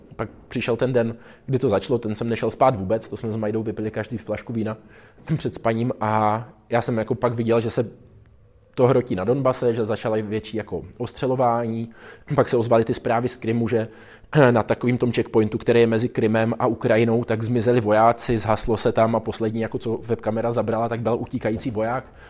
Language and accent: Czech; Czechia; jsme z Česka